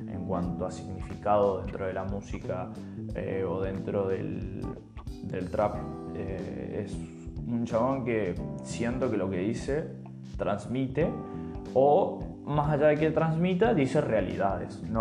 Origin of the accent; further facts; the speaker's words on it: Argentina; born there; nací en Argentina, la puta madre, hay que remarla y salir adelante como se pueda.